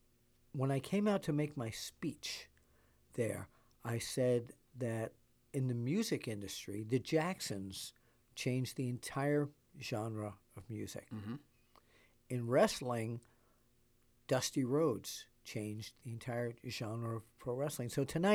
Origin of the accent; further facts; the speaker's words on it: New York, United States; Yes, I'm a New Yorker.